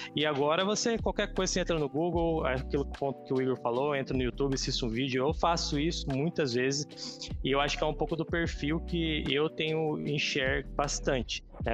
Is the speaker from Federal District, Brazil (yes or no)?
no; Caçapava, São Paulo, Brazil; also born or lived in São José dos Campos; sou nascido em São José, vida toda em Caçapava